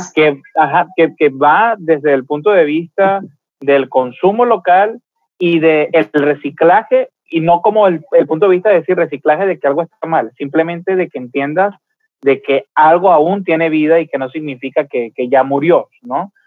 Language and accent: Spanish; Venezuela; now in Mexicali, Mexico; yo soy de Venezuela